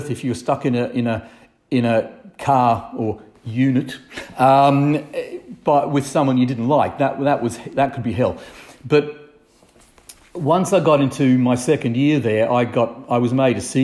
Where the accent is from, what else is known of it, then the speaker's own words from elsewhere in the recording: Brisbane, Queensland, Australia; moved away as an adult; now in Northumberland, United Kingdom; I grew up in Brisbane, or south of Brisbane in the country, and I just had, in my opinion, an ideal young life